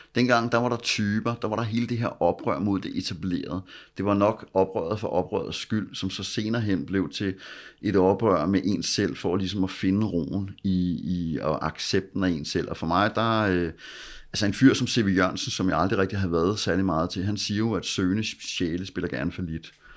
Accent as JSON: {"language": "Danish", "town": "Copenhagen", "region": "Capital Region of Denmark", "country": "Denmark", "tie": "born or raised there", "said": "Jeg voksede op ude i Vandløs"}